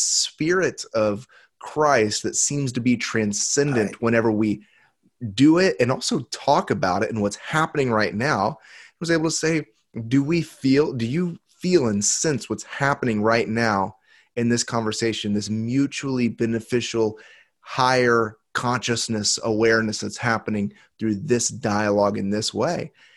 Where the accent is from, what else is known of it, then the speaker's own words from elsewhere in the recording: United States; I was born in the United States